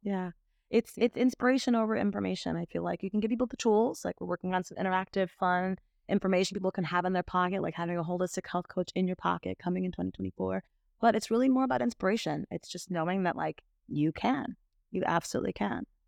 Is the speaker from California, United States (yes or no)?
no; Miami, Florida, United States; growing up in Miami